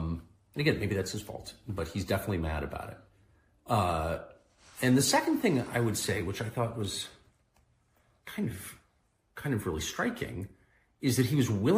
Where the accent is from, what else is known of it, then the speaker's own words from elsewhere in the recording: La Jolla, California, United States; I'm from La Jolla, California.